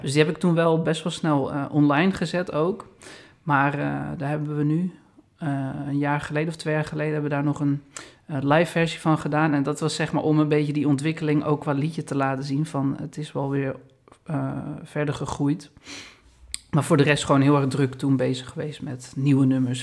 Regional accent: Amstelveen, North Holland, Netherlands; Eigenlijk mijn hometown eh, waar ik ben opgegroeid, mijn school heb gehad is Amstelveen

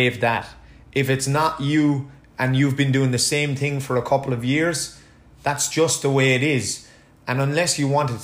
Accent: Ireland; being an Irish person

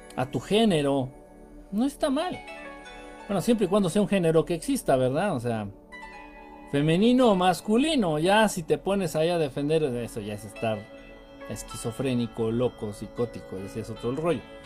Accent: Mexico; De México

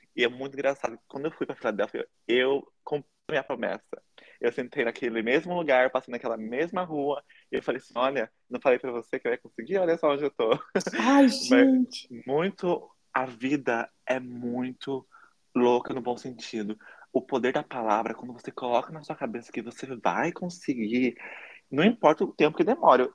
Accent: Taubaté, São Paulo, Brazil; moved away as an adult; now in United States; Eu nasci no Brasil, em Taubaté, interior de São Paulo, e eu me mudei

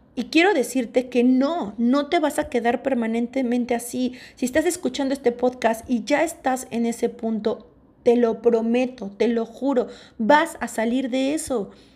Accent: Mexico; first language Spanish; moved away as an adult; also born or lived in Australia; yo me salí de México, me fui de México súper chavita, a los 19 años, y me fui a radicar a vivir a Australia.

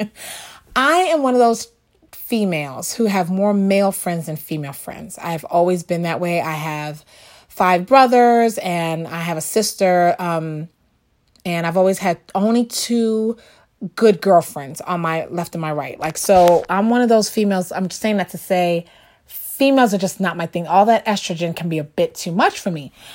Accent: New York, United States; I grew up in the very, very Lower East Side.

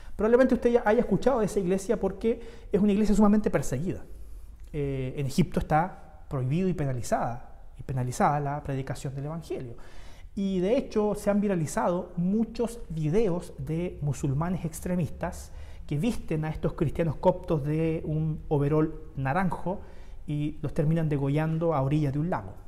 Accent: Santiago, Santiago Metropolitan Region, Chile; now in Concepción, Chile; yo soy santiaguino, yo vengo de Santiago

